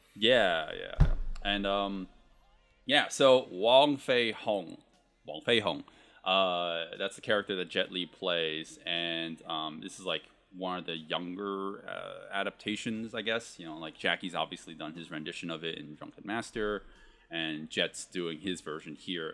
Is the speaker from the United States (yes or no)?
yes; United States; I'm Chinese American.